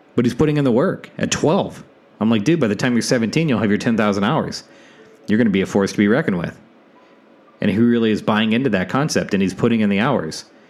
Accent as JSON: {"language": "English", "region": "South Dakota", "country": "United States", "tie": "born or raised there", "moved": "as an adult", "said": "my home state of South Dakota"}